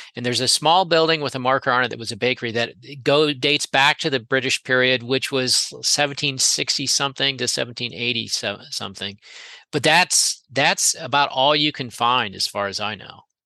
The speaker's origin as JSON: {"language": "English", "region": "Florida", "country": "United States", "tie": "born or raised there", "said": "growing up in Florida"}